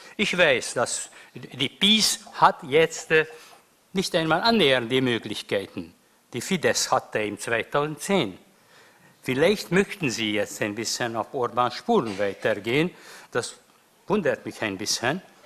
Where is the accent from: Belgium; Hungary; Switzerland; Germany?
Hungary; meiner Heimat Ungarn